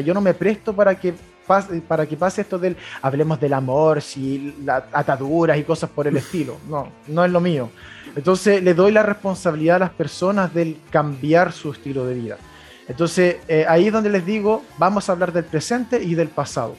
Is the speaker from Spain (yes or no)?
no; Coihueco, Ñuble, Chile; also born or lived in Chillán; nací en Chillán. Eh, ahí, mira, nací simplemente en Chillán. De ahí me fui a vivir a Coihueco, a un pueblo cercano a la cordillera de Chillán eh, y ahí estuve viviendo hasta como los 13 años.